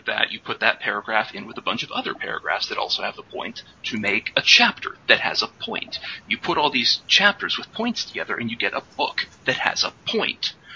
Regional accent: United States; as an American

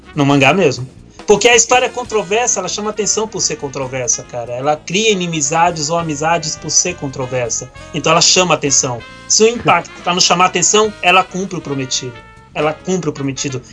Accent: Brazil; also born or lived in Italy / Curitiba; Eu só nasci na Itália e pouco tempo depois vim pro Brasil

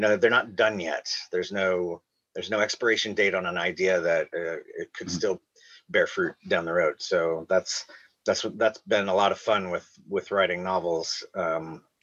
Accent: Iowa, United States; moved away; I'm from Iowa, and then I went to college in Iowa

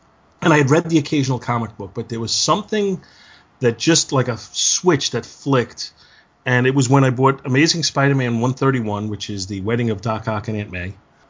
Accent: New York City, New York, United States; now in Long Island, United States; I hail from New York City, but I no longer live there

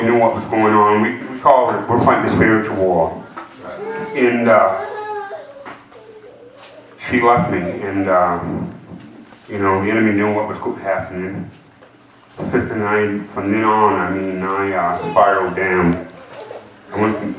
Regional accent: Blue Hill, Maine, United States; I'm from Blue Hill, Maine

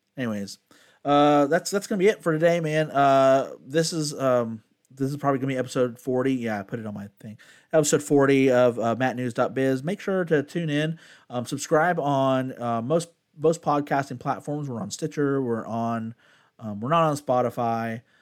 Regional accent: United States

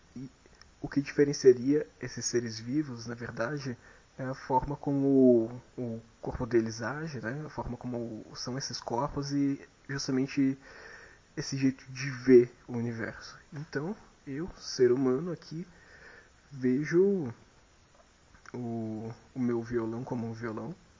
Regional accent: Brazil; pela gente como brasileiros

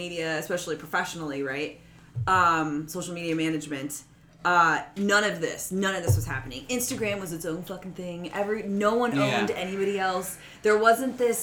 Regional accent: Pennsylvania, United States; So I grew up in Pennsylvania, but my family's all in Indiana mostly

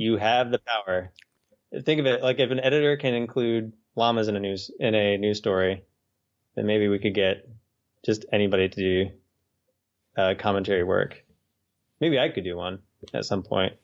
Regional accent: Dayton, Ohio, United States; now in Little Rock, United States; where we grew up in Dayton

